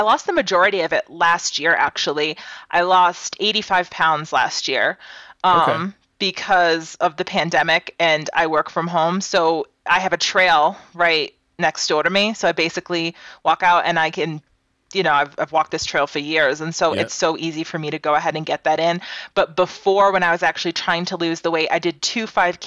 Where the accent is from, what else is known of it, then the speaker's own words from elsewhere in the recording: Massachusetts, United States; growing up in Massachusetts, I did a lot of cold weather camping